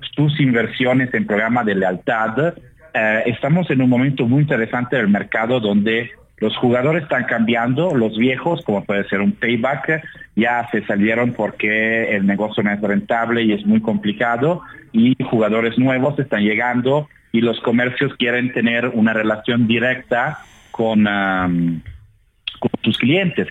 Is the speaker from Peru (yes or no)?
no; Italy; now in Mexico City, Mexico; soy italiano